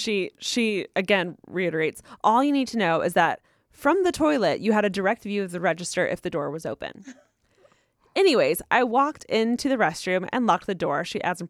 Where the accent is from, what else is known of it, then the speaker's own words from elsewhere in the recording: Rancho Cucamonga, California, United States; For context, I'm from Rancho Cucamonga over in the IE.